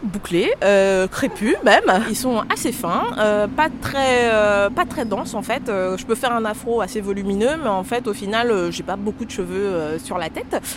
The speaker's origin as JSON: {"language": "French", "country": "Guadeloupe", "tie": "born or raised there", "moved": "as an adult", "lives_now": "Nantes, France", "said": "je viens de la Guadeloupe où je suis née et où j'ai passé en fait euh, mon enfance et ma jeunesse jusqu'à mes 19 ans"}